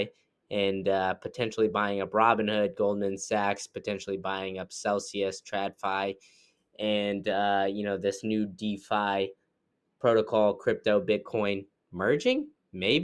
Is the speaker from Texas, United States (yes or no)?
yes; Austin, Texas, United States; I grew up in Austin, Texas.